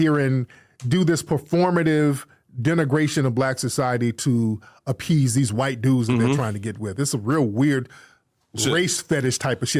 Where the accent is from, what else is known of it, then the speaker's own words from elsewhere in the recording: United States; we, as Foundation of Black Americans